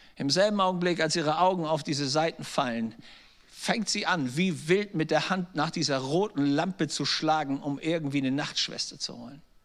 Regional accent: Germany; als Deutsche

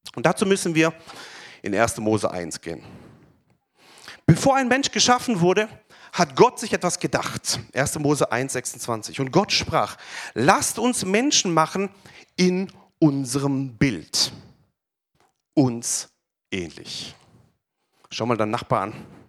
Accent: Pforzheim, Baden-Württemberg, Germany; ich bin ja geboren hier in Pforzheim, aufgewachsen in der Gemeinde

